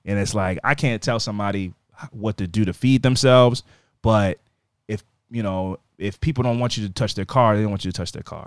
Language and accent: English; United States; I'm American